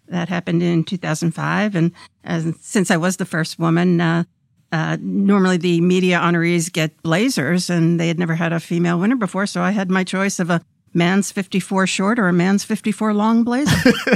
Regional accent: New York City, New York, United States; moved away as an adult; I grew up in Brooklyn

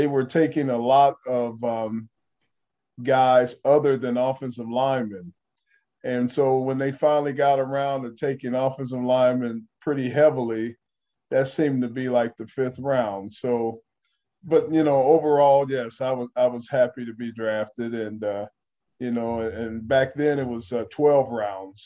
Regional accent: Dayton, Ohio, United States; moved away; also born or lived in Los Angeles, California / Detroit, Michigan; Dayton, Ohio, I think my hometown

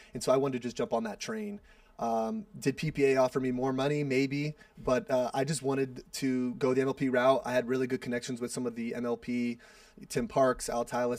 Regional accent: Seattle, Washington, United States; I'm from Seattle, so my whole family, a lot of my college friends are there

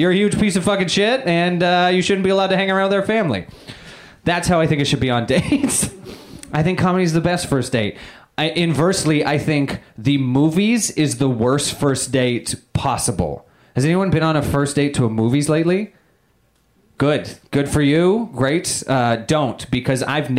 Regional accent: Canada; moved away; I am Canadian

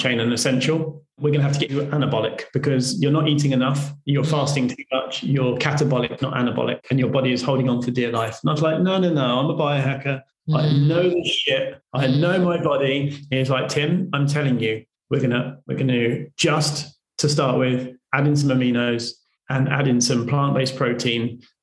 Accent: United Kingdom; because I'm British

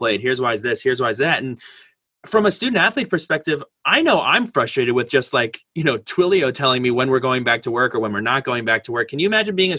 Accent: Westwood, New Jersey, United States; I come from Westwood, New Jersey

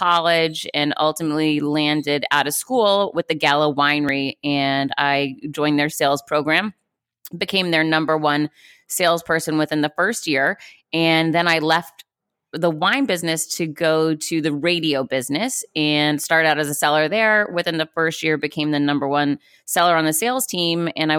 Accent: Worcester, Massachusetts, United States; So I grew up in Worcester, Massachusetts. I was one of four kids.

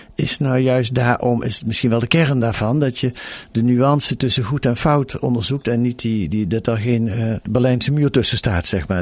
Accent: Netherlands; wij zijn Nederlanders en hele gewone mensen

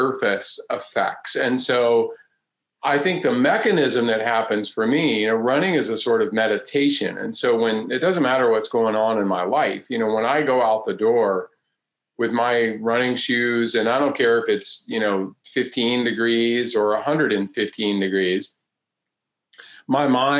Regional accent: North Carolina, United States; I grew up right here in North Carolina.

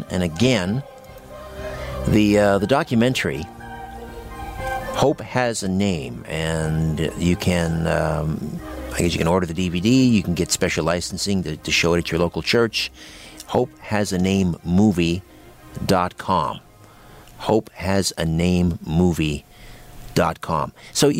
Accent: United Kingdom; I'm British-raised Protestant.

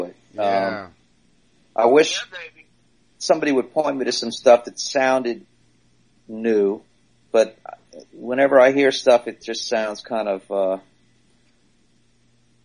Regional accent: New Orleans, Louisiana, United States; moved away; also born or lived in Long Island; I grew up in New Orleans

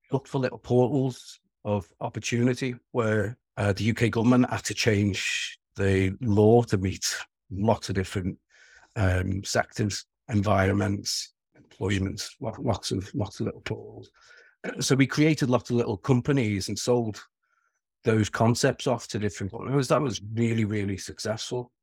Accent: Wirral, North West England, United Kingdom; accent: Scouse (plastic Scouser); I'm a Scouser, but regardless of the plastic Scouser, because we live two and a half miles away from Liverpool city centre, but, um, we're, we're, we're in a small peninsula called the Wirral.

